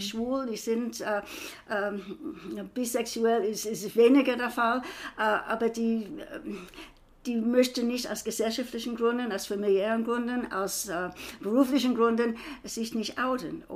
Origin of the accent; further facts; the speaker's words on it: United States; also born or lived in Frankfurt; now in Germany; ich bin Amerikanerin